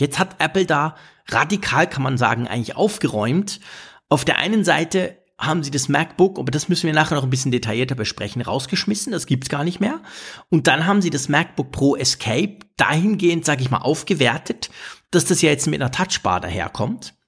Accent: Switzerland

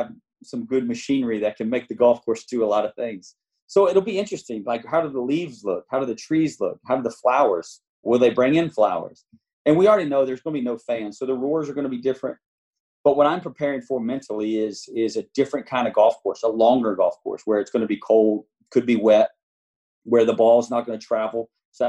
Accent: the South, United States; We're from the South

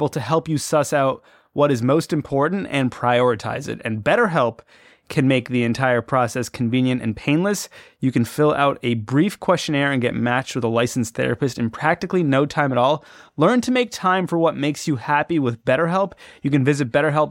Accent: Toronto, Ontario, Canada; I grew up in Toronto, Canada, right across the Great Lake from Buffalo

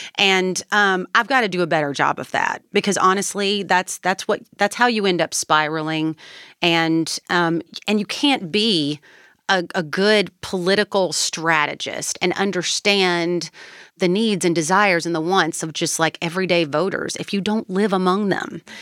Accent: Kentucky, United States; I was born and raised in Kentucky.

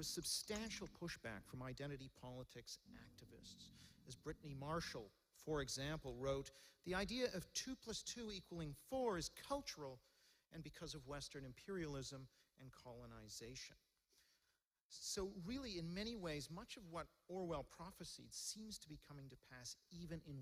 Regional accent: Hong Kong; now in London, United Kingdom; I was born in Hong Kong

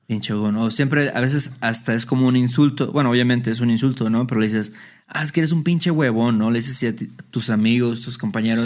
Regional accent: Mexico; nosotros somos de México

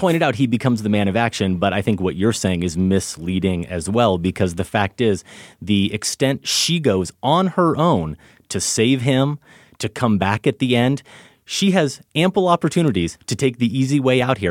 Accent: Midwest, United States; as a Midwesterner

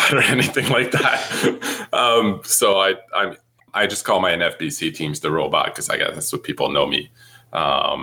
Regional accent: near Montreal, Quebec, Canada; English is a second language; I grew up near Montreal

